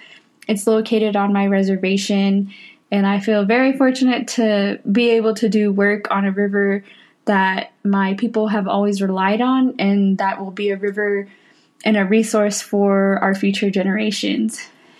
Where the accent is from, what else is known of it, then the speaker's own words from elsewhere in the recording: Apsáalooke Nation, southeastern Montana, United States; I come from the Apsalagan Nation in southeastern Montana.